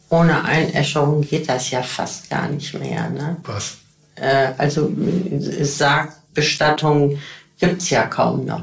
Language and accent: German; Rhineland, Germany; wir kommen eben alle aus dem Rheinland ne?